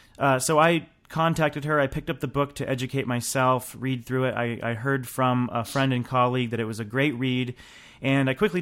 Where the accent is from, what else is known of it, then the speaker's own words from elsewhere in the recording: New Hampshire, United States; now in Washington, United States; I'm always jealous because I'm from New Hampshire, love the snow. We don't get a lot of it here in D.C.